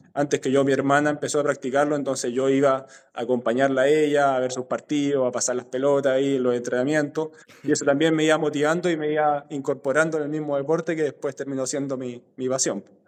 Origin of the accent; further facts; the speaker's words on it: San Felipe, Valparaíso, Chile; also born or lived in Quellón, Chiloé / Melipilla / Santiago; nos fuimos después a San Felipe, eh, donde me crié prácticamente, hice toda mi etapa escolar